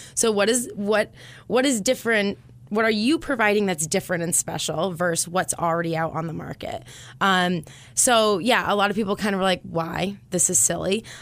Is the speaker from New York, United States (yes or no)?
no; Concord, New Hampshire, United States; also born or lived in Boston; I'm from Concord. I grew up here